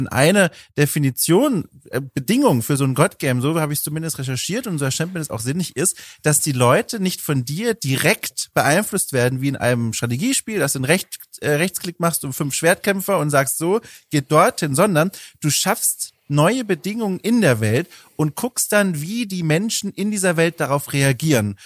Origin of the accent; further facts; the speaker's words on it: Southern Germany, Germany; ich komme ja aus Süddeutschland, Oberministrant und Ministrant von den Jahren 12 bis 18